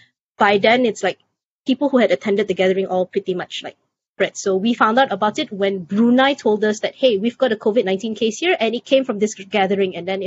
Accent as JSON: {"language": "English", "region": "Selangor", "country": "Malaysia", "tie": "born or raised there", "said": "in my state, my home state of Selangor"}